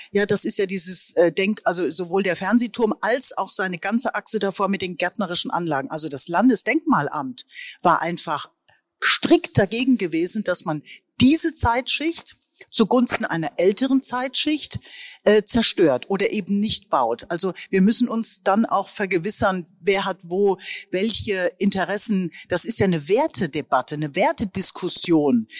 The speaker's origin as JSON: {"language": "German", "region": "Rhineland-Palatinate", "country": "Germany", "moved": "yes", "lives_now": "Berlin, Germany", "said": "ich bin jetzt aus der Pfalz"}